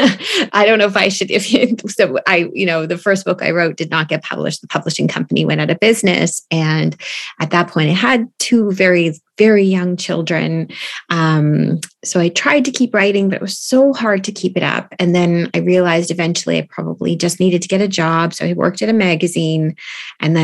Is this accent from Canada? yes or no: yes; Stouffville, Ontario, Canada; now in Toronto, Canada; I live in Toronto and I'm originally from Stouffville.